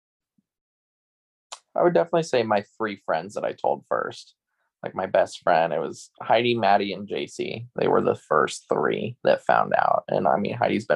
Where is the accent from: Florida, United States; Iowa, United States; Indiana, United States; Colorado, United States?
Iowa, United States; Southeast; accent: Carolina twang; now in North Carolina, United States; I grew up in Southeast Iowa and then moved here to North Carolina